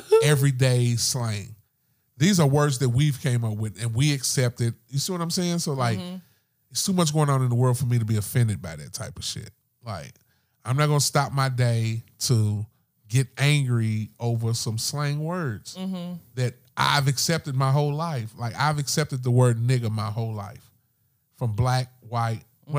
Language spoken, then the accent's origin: English; Kentucky, United States; I'm from Kentucky